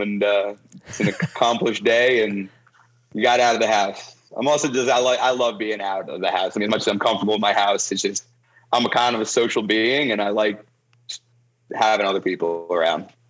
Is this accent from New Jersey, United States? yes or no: yes; Toms River, New Jersey, United States; moved away as an adult; now in Nashville, United States; I was born and raised in Toms River, New Jersey